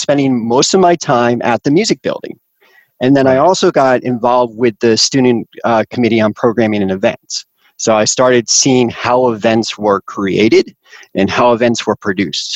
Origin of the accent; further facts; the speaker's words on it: Connecticut, United States; I grew up in Connecticut.